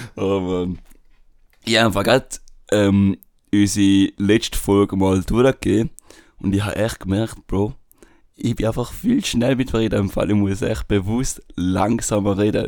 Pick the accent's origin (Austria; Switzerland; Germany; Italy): Switzerland; accent: Swiss German dialect; meine Schweizer Kollegen, und durch das habe ich meinen Dialekt oder meinen Akzent.